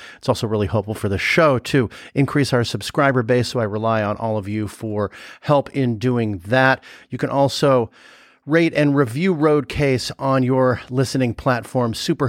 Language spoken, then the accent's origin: English; Los Angeles, California, United States; also born or lived in Sherman Oaks; now in Chicago, United States; I grew up in LA actually.